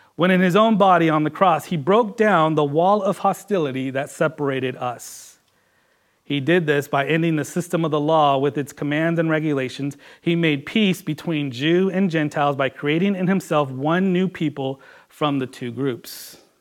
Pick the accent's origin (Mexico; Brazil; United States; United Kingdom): United States; Washington; also born or lived in California; growing up here, coming from California. I remember coming into Washington